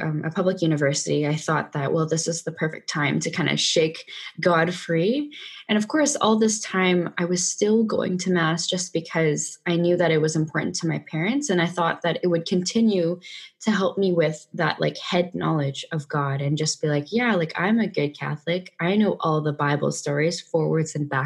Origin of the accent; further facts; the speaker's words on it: Vancouver, British Columbia, Canada; I'm from Vancouver, Canada, born and raised